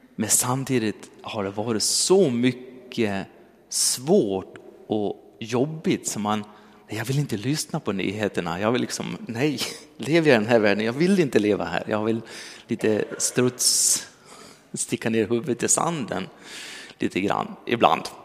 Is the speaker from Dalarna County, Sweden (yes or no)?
yes; Dalarna County, Sweden; moved away; jag kom från Dalarna